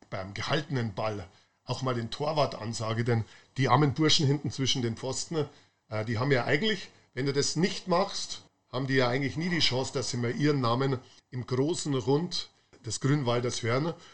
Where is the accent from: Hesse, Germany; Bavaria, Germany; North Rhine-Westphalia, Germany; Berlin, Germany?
Bavaria, Germany; Munich; meiner Jugend in Schwabing, wir sind, also ich wirklich ein ganz kleiner Bub war, wahrscheinlich erste Klasse oder so, wir sind äh, immer von Schwabing, wo ich gewohnt habe, mit den Klapperadeln zum englischen Garten.